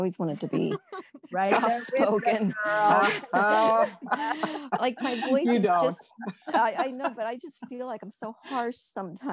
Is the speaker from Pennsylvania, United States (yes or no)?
yes; Pennsylvania, United States; also born or lived in Lancaster, Pennsylvania; I was born in Lancaster, Pennsylvania, but ended up back in the coal region. My parents were originally from here. So that's where we moved. And that's where I am at this point.